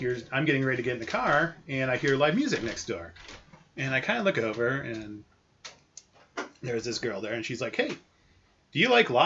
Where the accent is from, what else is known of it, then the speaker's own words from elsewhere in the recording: Wisconsin, United States; We're from Wisconsin